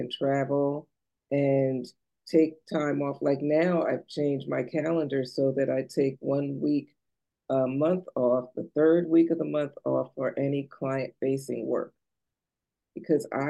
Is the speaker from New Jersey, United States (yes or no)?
yes; New Jersey, United States; now in Maryland, United States; I'm from New Jersey originally